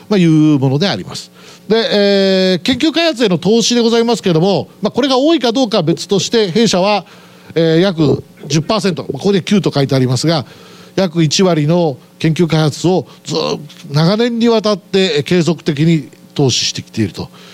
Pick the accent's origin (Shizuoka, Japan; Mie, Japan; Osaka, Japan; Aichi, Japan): Aichi, Japan; 出身はまあ愛知県で